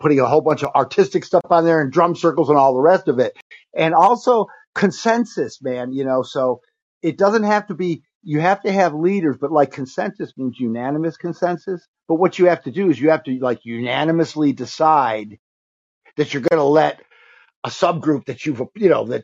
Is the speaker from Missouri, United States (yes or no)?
no; Central New York, United States; I'm from Central New York